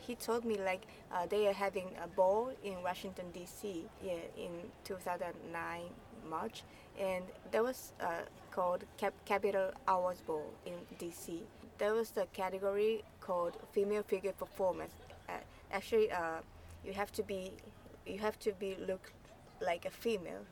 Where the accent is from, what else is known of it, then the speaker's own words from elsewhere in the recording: Tokyo, Japan; I'm from Tokyo